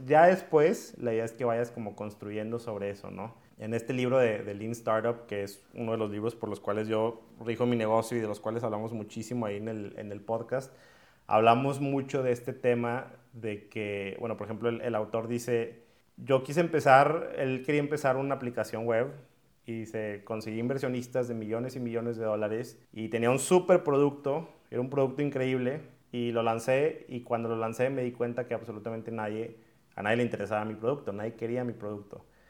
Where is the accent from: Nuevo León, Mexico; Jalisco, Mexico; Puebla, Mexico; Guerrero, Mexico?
Nuevo León, Mexico; Monterrey; yo soy de aquí de Monterrey